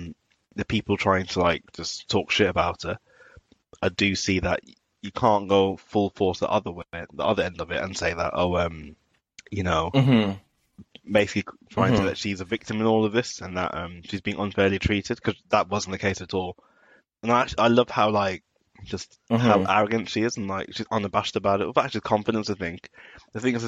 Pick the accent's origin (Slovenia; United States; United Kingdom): United Kingdom; Birmingham, West Midlands; accent: Birmingham; obviously I'm from Birmingham and sometimes people can hear it. I think it's obvious I'm from there. Like not super obvious, but you've got the twang or whatever.